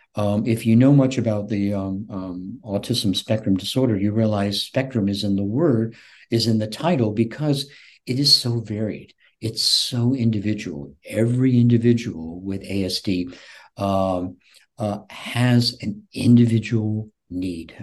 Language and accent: English; Shelby, North Carolina, United States; also born or lived in Shelter Island, Long Island, New York; now in Florida, United States; my hometown of Shelby, North Carolina